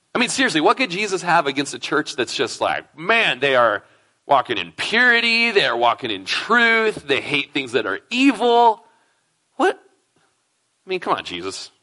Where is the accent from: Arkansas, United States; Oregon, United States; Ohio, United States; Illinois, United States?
Oregon, United States; Klamath Falls; now in Prineville, United States; Lindsay and I grew up in Klamath Falls together. We were probably in nursery together at Bible Baptist Church in Klamath Falls, Oregon.